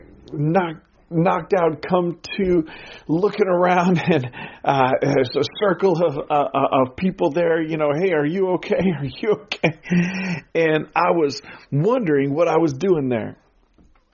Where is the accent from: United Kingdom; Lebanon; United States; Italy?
United States; Pacific Northwest; growing up in the Pacific Northwest, we lived just over an hour's drive from Mount Hood